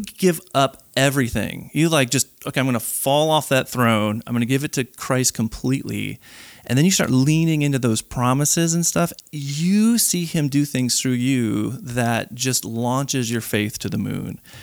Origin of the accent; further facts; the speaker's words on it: Chicago, Illinois, United States; moved away as an adult; now in North Carolina, United States; born and raised in Chicago, lived there my whole life